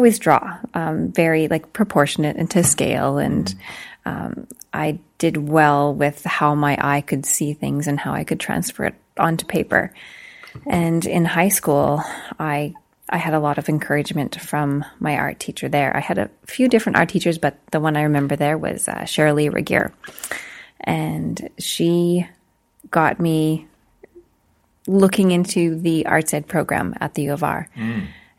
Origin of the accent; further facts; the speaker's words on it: Bienfait, Saskatchewan, Canada; moved away as an adult; now in Meadow Lake, Canada; I was born and raised in Beanfait, Saskatchewan